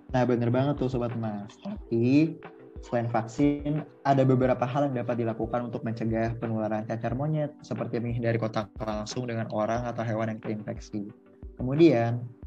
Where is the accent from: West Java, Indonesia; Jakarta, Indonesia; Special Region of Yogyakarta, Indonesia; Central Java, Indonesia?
Jakarta, Indonesia; gue dari Jakarta juga